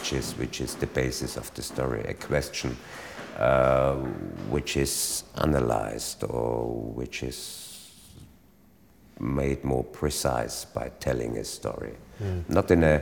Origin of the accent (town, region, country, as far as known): Austria; first language German; English is a second language